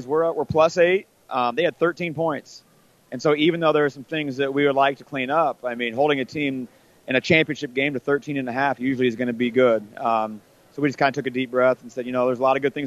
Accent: Orleans, Nebraska, United States; I'm a small school kid. I was from Orleans

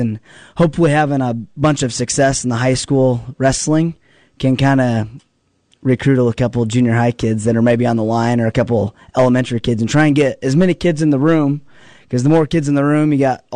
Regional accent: Sargent/Burwell area, Nebraska, United States; growing up in the Sergeant Burwell area

